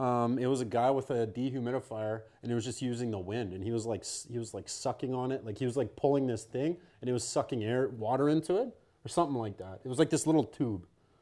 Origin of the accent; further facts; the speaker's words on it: St. Albert, Alberta, Canada; Dude, I grew up outside of St. Albert.